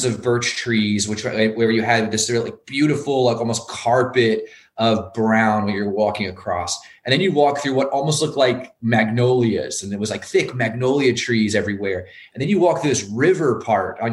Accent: Maine, United States; also born or lived in Northeast United States; And I was born in Maine and I've lived in the Northeast.

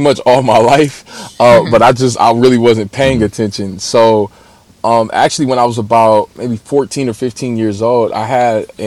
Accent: Los Angeles, California, United States; I'm actually from South Central Los Angeles, born and raised

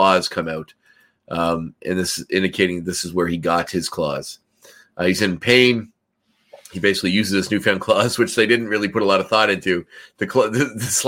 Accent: Canada; as a Canadian

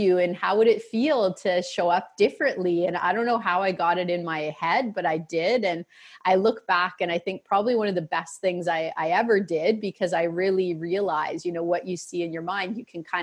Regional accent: Peterborough, Ontario, Canada; also born or lived in Toronto area, Ontario; Until I was in grade four, I grew up in Peterborough, which is a city that both of my parents and both of their parents are from

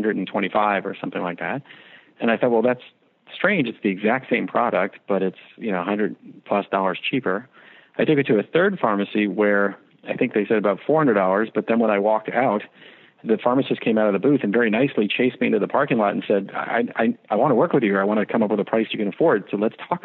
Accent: New York, United States; I'm from New York

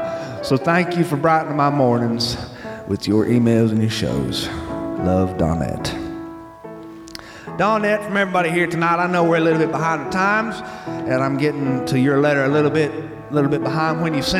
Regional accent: Alabama, United States; now in California, United States; My wife and I finally retired and moved to California because we are here with family. But Sean, I was born and bred in Alabama, and I'm homesick.

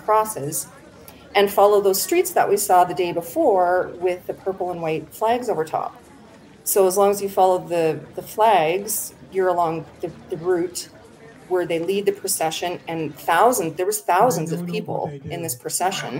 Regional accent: Saskatchewan, Canada; moved away as an adult; now in Ajijic, Mexico; where I grew up in Saskatchewan

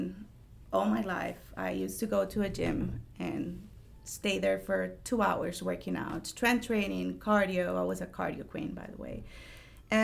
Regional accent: Costa Rica; English is a second language; moved away as an adult; now in Jacksonville, United States; I'm originally from Costa Rica. All my family lives in Costa Rica

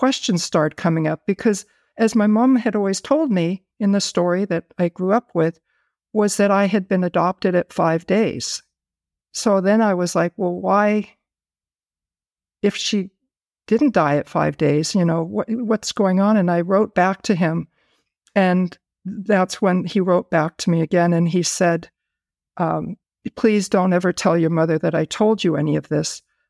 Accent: Buffalo, New York, United States; born there; She gave me the information of the doctor that delivered me back in New York, where I was born in Buffalo, New York.

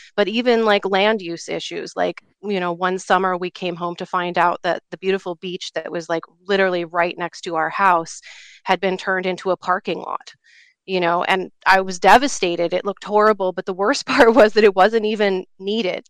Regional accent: Alaska, United States; now in Colorado, United States; I grew up in Alaska

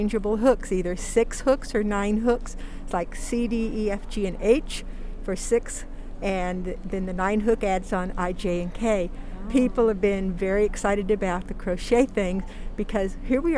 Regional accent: Missouri, United States; We are from Missouri

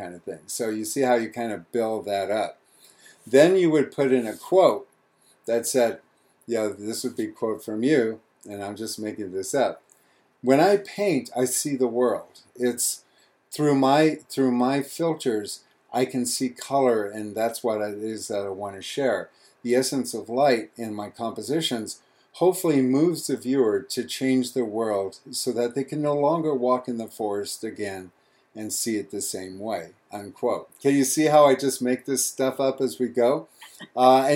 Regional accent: South Lake Tahoe, California, United States; I was born in South Lake Tahoe, California, where I spent most of my child years running around in the woods

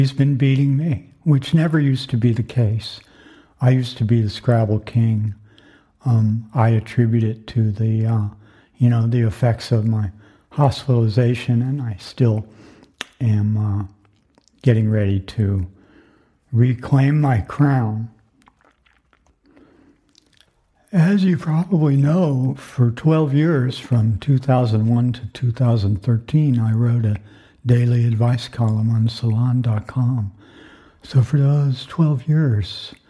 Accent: Florida, United States; I grew up in Florida during the Cuban Missile Crisis

